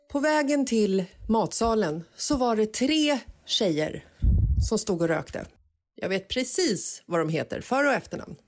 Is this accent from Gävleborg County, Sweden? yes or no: no; Stockholm, Stockholm County, Sweden; kanske tio år gammal så växte jag upp i Bagarmossen